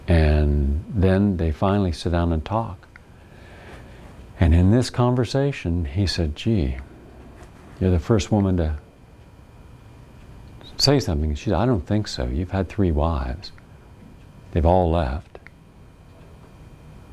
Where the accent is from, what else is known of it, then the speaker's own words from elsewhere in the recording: West Virginia, United States; moved away; where we grew up in West Virginia